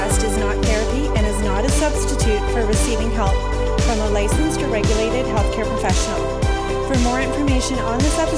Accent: Ottawa, Ontario, Canada; You and I hail from the Ottawa, Ontario area

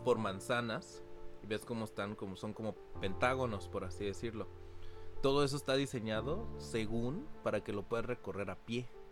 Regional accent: Cancún, Quintana Roo, Mexico; nosotros dos sí nacimos aquí en Cancún

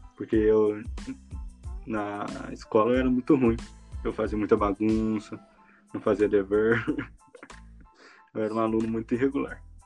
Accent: Três Corações, Minas Gerais, Brazil; moved away as an adult; now in Ciudad del Este, Paraguay; eu sou de Três Corações, mas agora estou morando em Cidade do Leste, estou estudando.

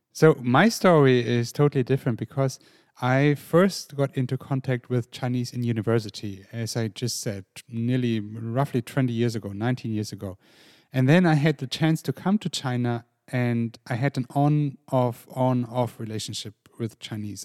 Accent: Germany; I grew up in an international family in Germany with a mum from Ireland

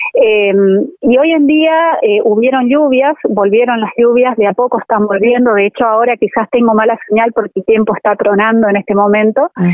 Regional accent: Corrientes, Argentina; yo soy correntina

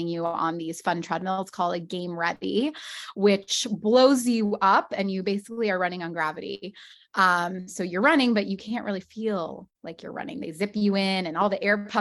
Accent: Scottsdale, Arizona, United States; moved away as an adult; now in Los Angeles, United States; I'm originally from Scottsdale, Arizona, but I've lived in the west side of Los Angeles now for almost 15 years.

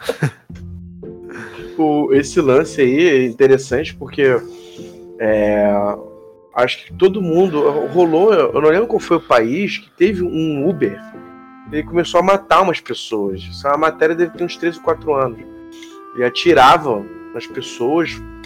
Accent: Rio de Janeiro, Brazil; Eu sou do Rio de Janeiro, cara. Eu sou do Carioca. Eu sou um carioca.

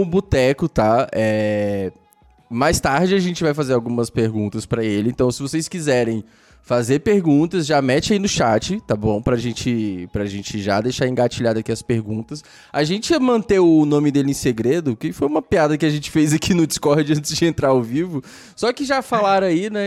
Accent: Brasília, Federal District, Brazil; now in Goiânia, Brazil; eu nasci em Brasília

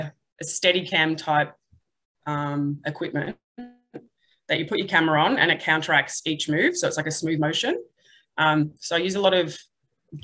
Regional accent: Melbourne, Victoria, Australia; moved away as an adult; now in Newcastle, Australia; I'm from Melbourne and I've got a arts degree

